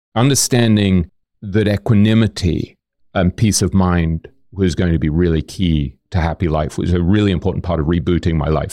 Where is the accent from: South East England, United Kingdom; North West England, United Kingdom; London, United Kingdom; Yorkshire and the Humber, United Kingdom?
London, United Kingdom; moved away as an adult; also born or lived in New York / Boston / Hong Kong; I grew up in London and then I moved to New York when I was maybe twenty, twenty-one.